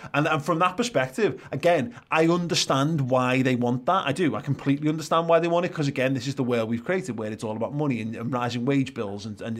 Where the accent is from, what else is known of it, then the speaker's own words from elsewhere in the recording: England, United Kingdom; I like being European, you know, more than I like being just English. I like being from a European town.